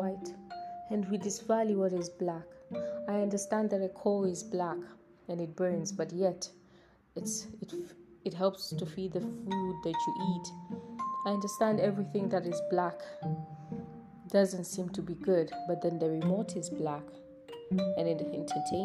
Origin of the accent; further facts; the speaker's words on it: Tanzania; I'm from Tanzania.